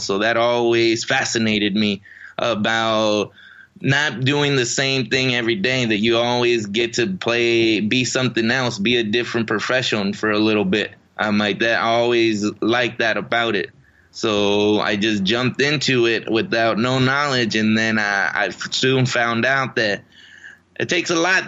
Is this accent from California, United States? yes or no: yes; Riverside, California, United States; also born or lived in Mexico; my hometown in Riverside, California